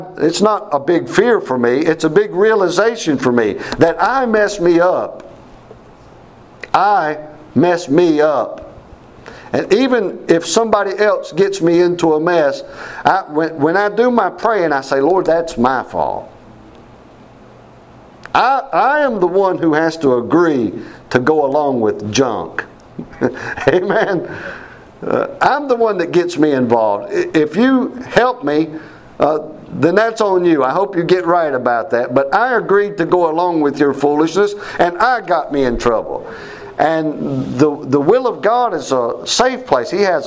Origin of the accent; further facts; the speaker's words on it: Mount Airy, North Carolina, United States; also born or lived in Winston-Salem, North Carolina; I was raised in Mount Airy, North Carolina